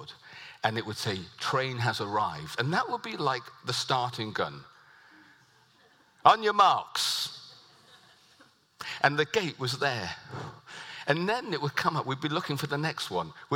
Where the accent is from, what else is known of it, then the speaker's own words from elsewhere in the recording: United Kingdom; So I live as a British citizen. So I live like a Brit.